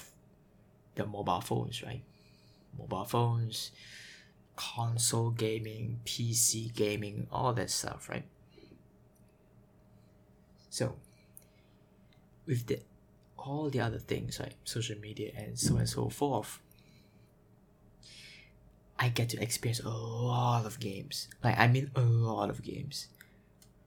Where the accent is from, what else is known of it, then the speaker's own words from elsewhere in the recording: Singapore; I am from Singapore, Singapore, born here, raised here, in a Chinese family